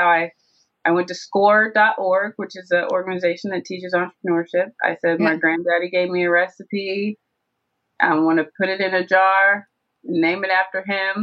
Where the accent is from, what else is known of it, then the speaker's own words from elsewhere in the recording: Tennessee, United States; moved away as an adult; also born or lived in Georgia; I went down to Tennessee where we all grew up, to my hometown